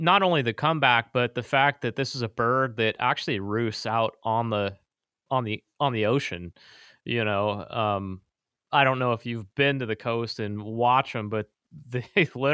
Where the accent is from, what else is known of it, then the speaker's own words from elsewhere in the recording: Sacramento, California, United States; I actually was born and raised in Sacramento